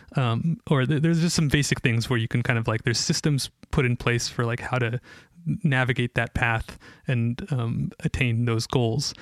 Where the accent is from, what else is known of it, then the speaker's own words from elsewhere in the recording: Ashland, Oregon, United States; moved away as an adult; also born or lived in Israel / Bend, Oregon / Portland, Oregon; I grew up in Ashland I was actually born in Israel but uh, grew up in Ashland